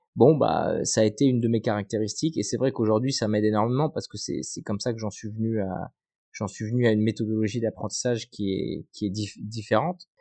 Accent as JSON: {"language": "French", "town": "Bayonne", "region": "Nouvelle-Aquitaine", "country": "France", "said": "on était basé à Bayonne, parce que moi je viens de Bayonne"}